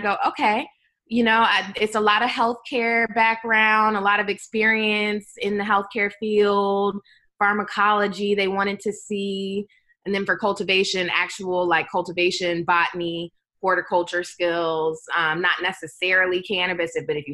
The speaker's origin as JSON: {"language": "English", "region": "Maryland", "country": "United States", "tie": "born or raised there", "also_born_or_lived": "Georgia", "moved": "yes", "said": "my home state of Maryland"}